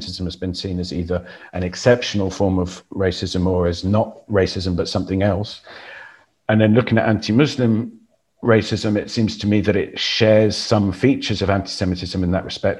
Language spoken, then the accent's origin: English; Exeter, South West England, United Kingdom; the mosque in my hometown, Exeter